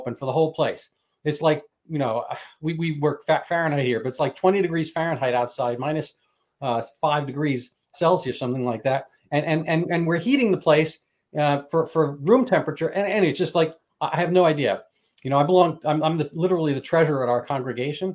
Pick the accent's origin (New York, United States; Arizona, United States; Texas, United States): New York, United States; New York City; I grew up in a city. I grew up in New York City. I grew up technically inner city